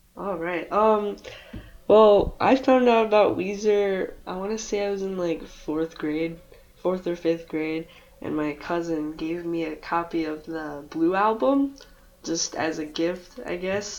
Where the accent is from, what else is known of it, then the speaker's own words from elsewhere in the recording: Michigan, United States; I'm from Michigan